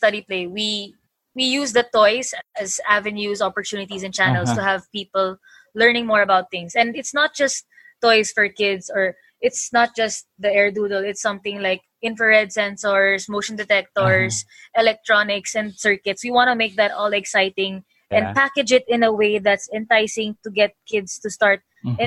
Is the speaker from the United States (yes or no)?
no; Philippines; growing up as a Filipina engineer